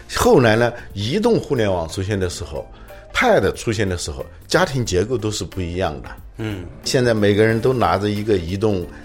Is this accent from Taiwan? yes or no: no; China; 我们中国人